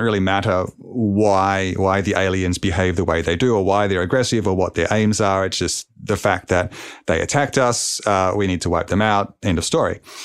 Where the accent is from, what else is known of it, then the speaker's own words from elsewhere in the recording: Melbourne, Victoria, Australia; here in my hometown of Melbourne, Australia